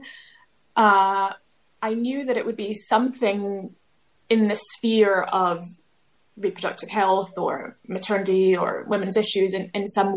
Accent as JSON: {"language": "English", "country": "United States", "tie": "born or raised there", "also_born_or_lived": "Glasgow, United Kingdom", "moved": "as an adult", "lives_now": "United Kingdom", "said": "I grew up in America"}